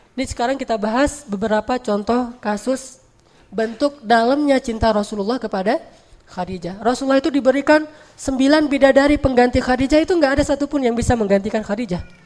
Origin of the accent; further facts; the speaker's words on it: Aceh, Indonesia; moved away as an adult; also born or lived in Egypt; Saya sebagai orang Aceh, ibunda saya adalah Cut